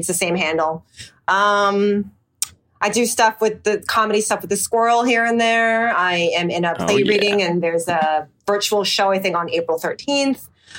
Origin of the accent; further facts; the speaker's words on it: United States; as a Korean-American growing up in America